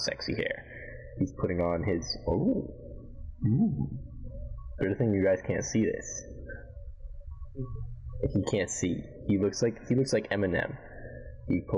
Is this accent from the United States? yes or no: no; Canada; being Canadian